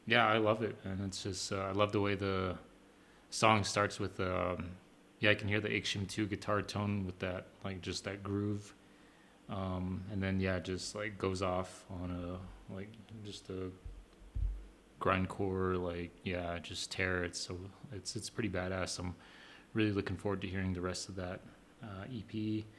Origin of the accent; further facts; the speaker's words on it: Arizona, United States; also born or lived in North Dakota; I'm from Arizona